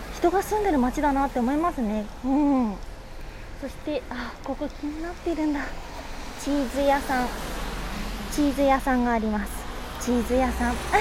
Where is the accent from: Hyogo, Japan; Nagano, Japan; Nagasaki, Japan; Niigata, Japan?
Hyogo, Japan; 兵庫県育ち